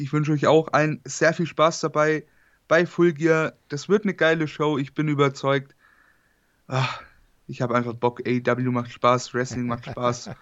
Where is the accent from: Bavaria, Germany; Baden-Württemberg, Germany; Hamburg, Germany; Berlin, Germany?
Bavaria, Germany; ich komme aus Bayern